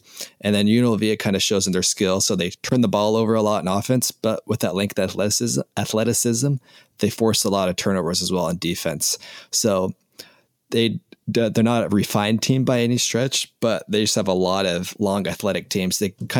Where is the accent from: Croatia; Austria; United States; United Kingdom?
United States; Las Vegas, Nevada; moved away; I grew up in Las Vegas.